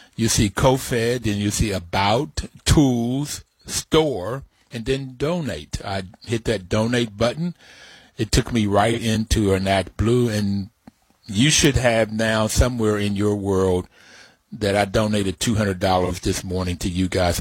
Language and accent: English; West Virginia, United States; When I grew up in West Virginia